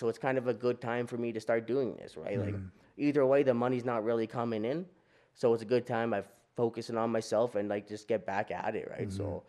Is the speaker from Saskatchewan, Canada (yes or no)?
yes; Duck Lake, Saskatchewan, Canada; Like we come from Beardies and Okemasis and Duck Lake, right? Out in Saskatchewan.